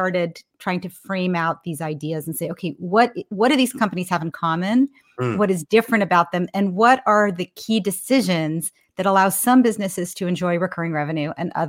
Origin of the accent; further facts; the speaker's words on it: Menlo Park, California, United States; So I'm almost a lifer in the Bay Area. I grew up in Menlo Park, California. My dad and mom moved here from Brooklyn when I was 4 years old, kind of in search for a better life